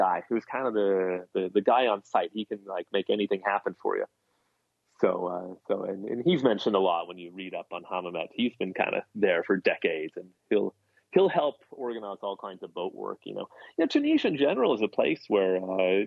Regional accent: United States; being American

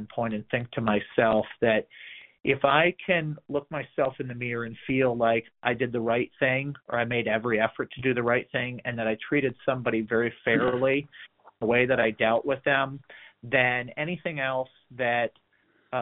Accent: Detroit, Michigan, United States; moved away; growing up in the Metro Detroit area

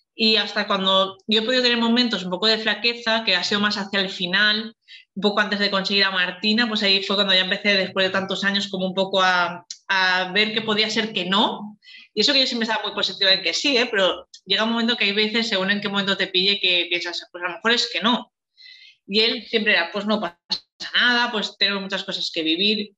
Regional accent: Valencia, Valencian Community, Spain; soy de Valencia

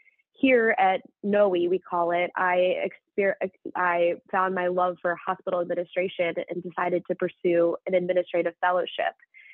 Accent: London, United Kingdom; moved away as an adult; I'm actually an individual that grew up in England, in London. You wouldn't quite know that from my accent, but grew up in London before moving to Louisiana to attend Tulane University

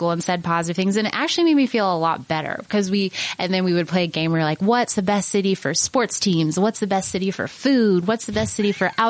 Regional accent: Utah, United States; growing up in Utah, I was kind of, you know, I was ready to go somewhere else for college and I really, really loved my four years at Penn. And I, you know, I didn't think I would move back to Utah to be honest

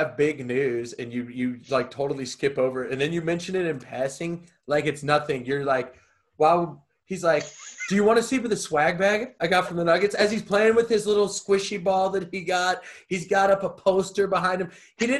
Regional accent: the South, United States; I grew up in the South using y'all.

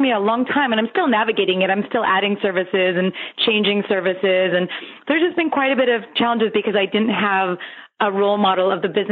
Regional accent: Los Angeles, California, United States; I grew up in Los Angeles. I've always been in Los Angeles

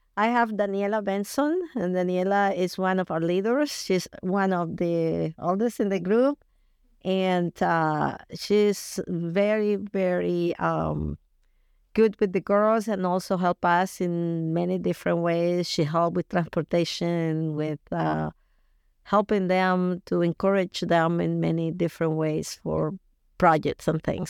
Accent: Colombia; English is a second language; moved away as an adult; also born or lived in England; now in United States; I'm originally from Colombia and I've been in the United States for a long, long time, over 32 years.

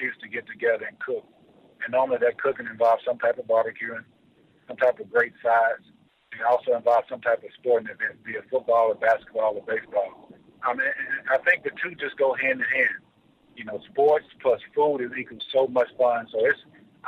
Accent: Aberdeen, Mississippi, United States; moved away as an adult; now in Atlanta, United States; I was born and raised in Mississippi

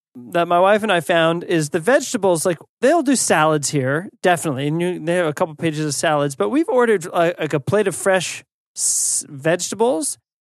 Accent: United States; as an American

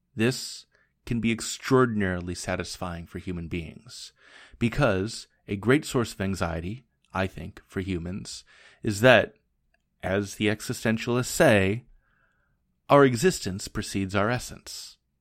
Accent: Portland, United States; moved away as an adult; also born or lived in Japan; "Where are you from?" and I would say, "Portland,"

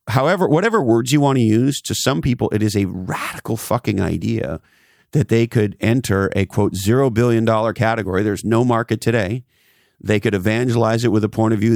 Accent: Montreal, Quebec, Canada; as a Canadian, I grew up in Montreal and, uh, loved the Montreal Canadiens as a kid

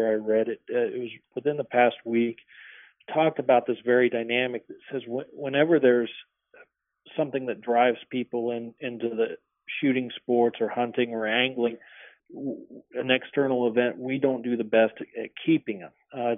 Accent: Nebraska, United States; as a kid growing up in Nebraska, hunting on the Platte River

